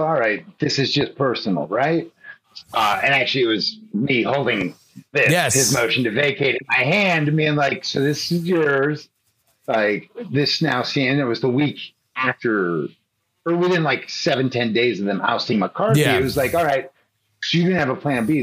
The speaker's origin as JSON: {"language": "English", "town": "Chicago", "region": "Illinois", "country": "United States", "said": "I'm from Chicago."}